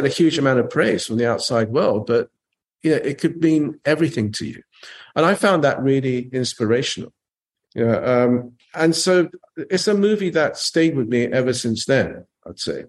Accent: England, United Kingdom; also born or lived in Japan; I was a Japanese kid growing up in England

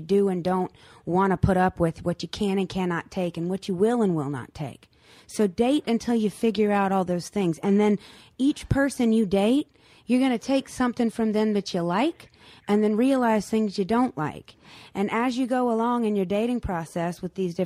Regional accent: North Carolina, United States; I'm come from North Carolina where basketball is a religion.

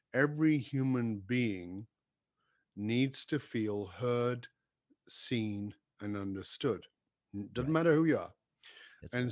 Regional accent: Manchester, North West England, United Kingdom; moved away; I was born in Northern England in a in a in a in a ghetto area

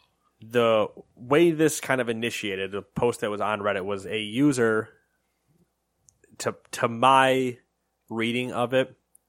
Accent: United States; We're American.

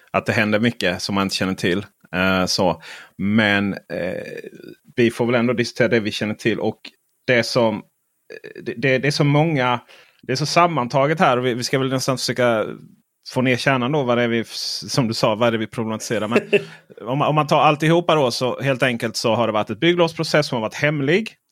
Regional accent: Skåne, Sweden; jag är skåning och läser media i Skåne.

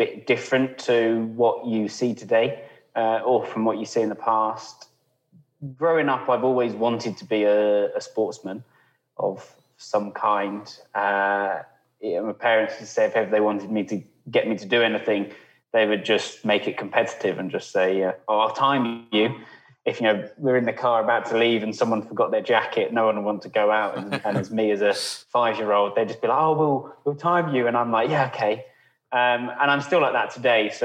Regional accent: Warwick, West Midlands, United Kingdom; also born or lived in Stratford-upon-Avon; I was born in Warwick and I've lived in Warwickshire or Stratford

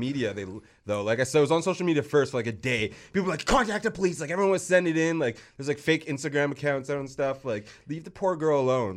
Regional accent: Vancouver, British Columbia, Canada; I'm from Vancouver

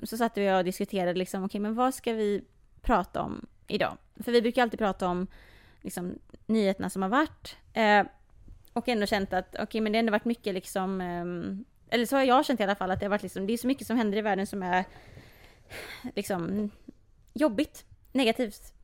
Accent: Sweden; om någon frågar mig först, vart kommer du ifrån? Och jag mm. säger Sverige.

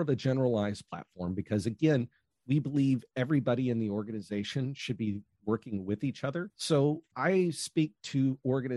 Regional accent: United States; now in Australia; Originally from the United States

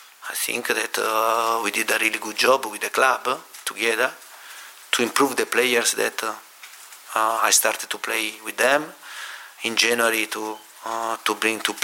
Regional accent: Lecce, Apulia, Italy; now in London, United Kingdom; where I was born in Lecce

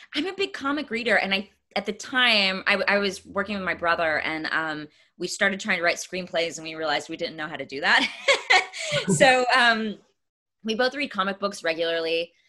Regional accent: East Texas, United States; moved away; I'm from East Texas

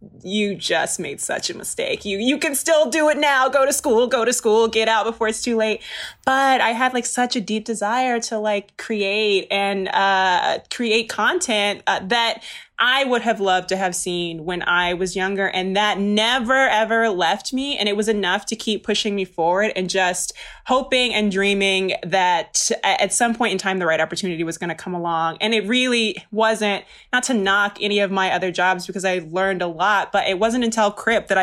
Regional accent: Maryland, United States; moved away as an adult; I came out here from the East Coast, I'm from Maryland

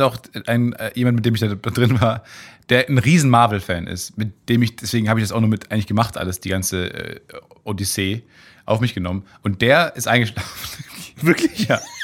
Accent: Kamen, North Rhine-Westphalia, Germany; moved away; in Kamen damals, in meiner Heimatstadt

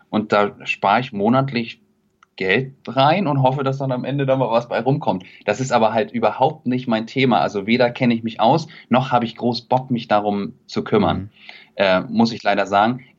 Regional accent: Kiel, Schleswig-Holstein, Germany; Und Kiel ist halt einfach meine Heimat. Ich bin da groß geworden, habe mir dann irgendwann auch mal die Frage gestellt, ob es in eine große Stadt geht, Hamburg, Berlin, München, und habe mich dagegen entschieden und es nie bereut.

